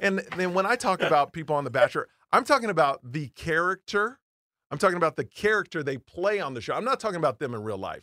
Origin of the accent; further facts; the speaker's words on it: Houston, Texas, United States; I grew up in Houston, Texas